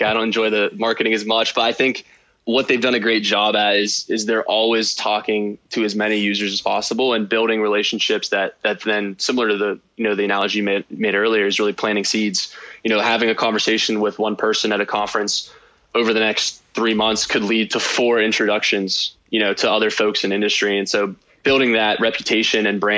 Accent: Weirton, West Virginia, United States; also born or lived in Morgantown, West Virginia; I grew up in Weirton, West Virginia.

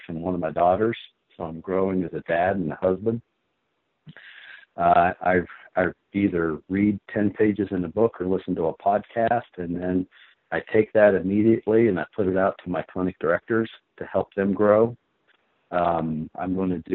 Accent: Pine Grove, West Virginia, United States; I grew up in Pine Grove, West Virginia.

